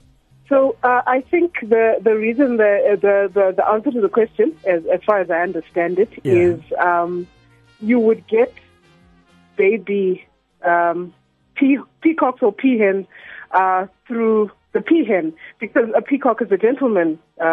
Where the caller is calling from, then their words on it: Randburg, Gauteng, South Africa; I'm calling from Randburg, and I attend Bryanston Catholic.